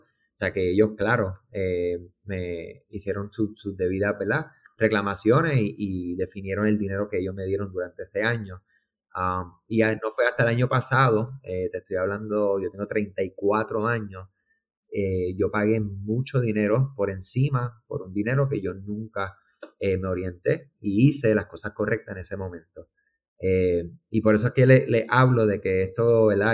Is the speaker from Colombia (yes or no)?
no; Puerto Rico; aquellos que somos de Puerto Rico